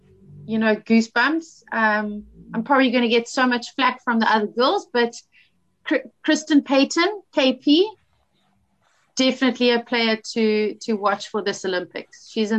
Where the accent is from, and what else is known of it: South Africa